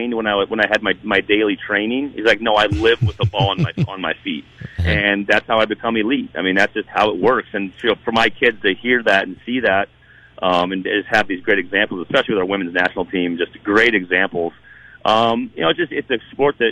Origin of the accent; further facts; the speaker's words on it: South Dakota, United States; growing up in South Dakota